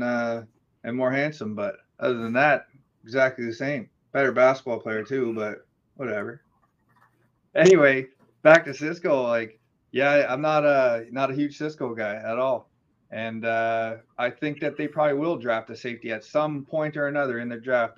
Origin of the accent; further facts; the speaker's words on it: the Maritimes, Canada; I grew up in the Maritimes out east in, in Canada